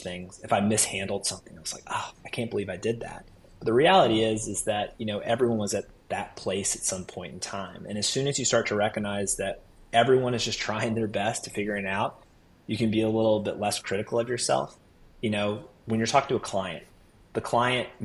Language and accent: English; Raleigh, North Carolina, United States; born and raised in Raleigh